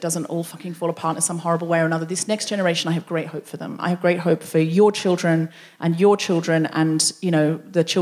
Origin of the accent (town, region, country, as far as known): Australia; moved away as an adult; now in London, United Kingdom